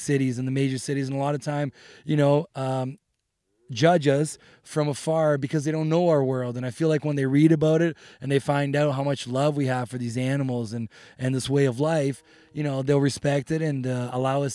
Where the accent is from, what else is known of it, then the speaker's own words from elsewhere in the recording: Brazil; also born or lived in Ontario; now in Calgary, Canada; I was born in Brazil